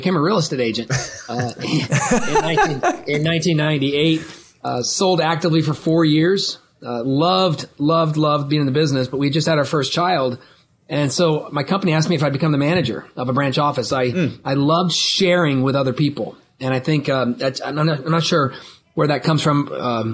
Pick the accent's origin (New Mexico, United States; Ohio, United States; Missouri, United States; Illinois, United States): Ohio, United States; Columbus; also born or lived in Billings, Montana / Ithaca, New York; we've been in Columbus, Ohio since the early 70s. I grew up in the shadow of Ohio State.